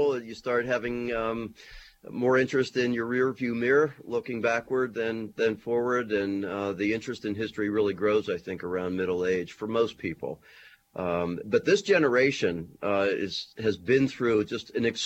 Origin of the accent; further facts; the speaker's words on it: Tarentum, Pennsylvania, United States; moved away as an adult; also born or lived in Wyoming / New Mexico; now in Erie, United States; I grew up outside Pittsburgh in a kind of small industrial mill town called Tarentum